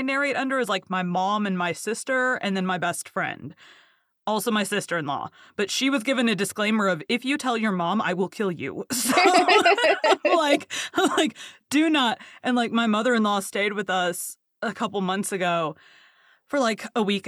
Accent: the South, Texas, United States; I'm from the South. I'm in Texas

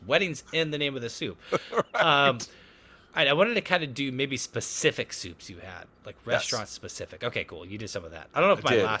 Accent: Topeka, Kansas, United States; Growing up in Topeka, Kansas

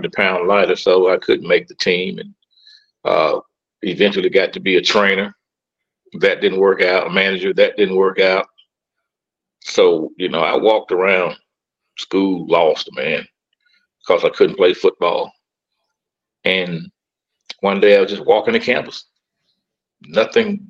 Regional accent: Starkville, Mississippi, United States; also born or lived in Oktibbeha County, Mississippi; now in Coldwater, United States; Well, I was born and reared in Starkville, Mississippi.

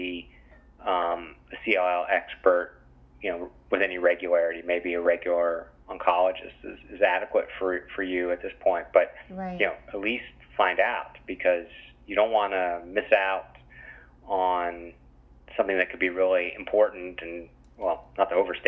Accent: West Virginia, United States; moved away; I grew up in West Virginia, which is obviously quite rural

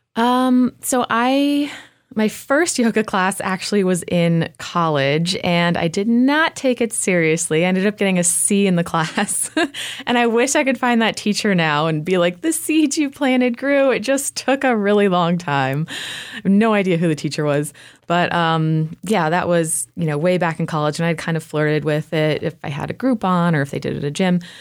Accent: Spartanburg, South Carolina, United States; moved away as an adult; now in Asheville, United States; My hometown is, uh, Spartanburg, which is about an hour south of here

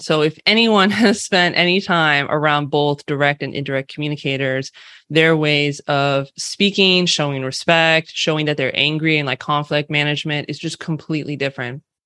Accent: California, United States; accent: California Western West Coast; also born or lived in San Francisco Bay Area; I am born and raised specifically in California. uh, which you might be able to tell from my California Western West Coast accent.

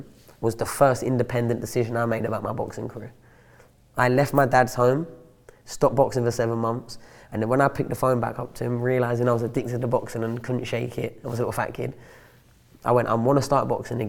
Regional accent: London, United Kingdom; moved away as an adult; also born or lived in Sheffield; I was from London, living in London still

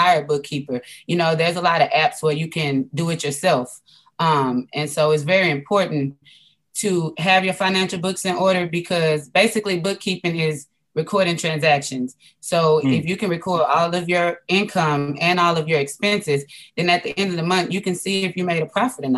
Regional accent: Houston, Texas, United States; I'm from Houston, Texas

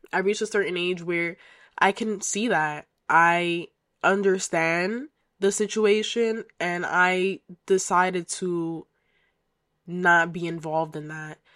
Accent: United States; I am of Dominican heritage, so I am Dominican American. And yeah, so I was raised by a single mother who migrated to the United States um, before I was born

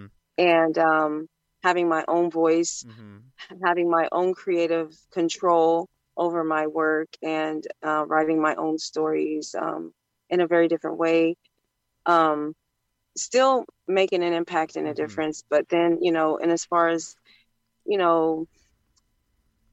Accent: Ohio, United States; I'm from the Midwest, Ohio

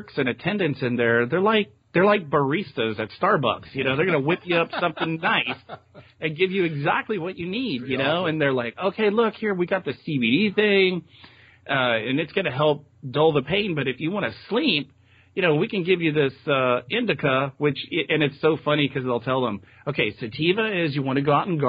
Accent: Texas, United States; moved away as an adult; now in Eugene, United States; I'm from Texas originally

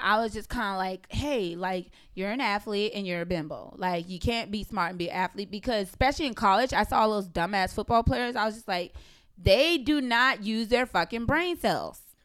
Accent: the South, Southern United States, United States; I'm a Southern belle

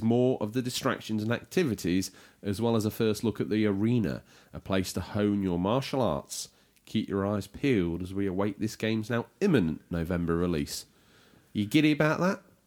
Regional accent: United Kingdom; we are British

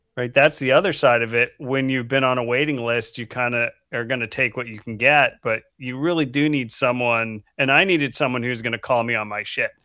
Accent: Falmouth, Maine, United States; moved away as an adult; also born or lived in West Coast; I grew up in Falmouth, Maine. which is right outside of Portland.

